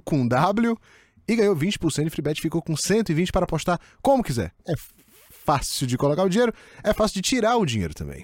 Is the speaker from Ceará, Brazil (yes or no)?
yes; Ceará, Brazil; also born or lived in Fortaleza; sou do Ceará